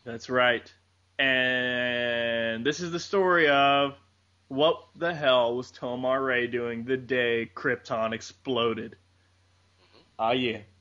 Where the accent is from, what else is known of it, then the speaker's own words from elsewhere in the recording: Texas, United States; I'm from Texas